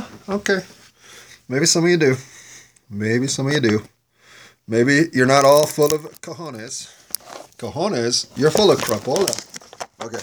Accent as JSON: {"language": "English", "country": "United States", "said": "I'm an American"}